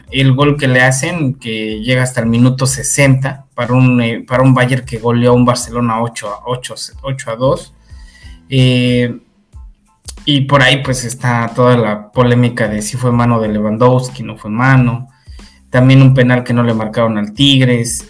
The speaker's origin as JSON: {"language": "Spanish", "country": "Mexico", "said": "como mexicano"}